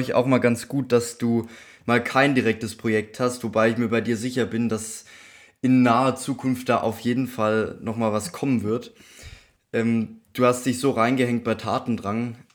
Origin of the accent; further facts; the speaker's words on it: near Stuttgart, Baden-Württemberg, Germany; accent: Swabian; ich komme ja aus der Nähe von Stuttgart